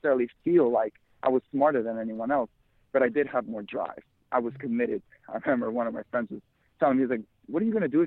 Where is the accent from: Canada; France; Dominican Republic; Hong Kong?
Dominican Republic; moved away; I was born in the Dominican Republic, and we weren't very well off